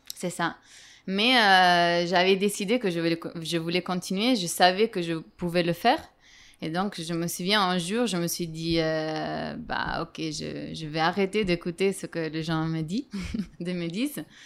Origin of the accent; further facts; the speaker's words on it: Italy; now in Madrid, Spain; j'ai 29 ans. Je suis italienne.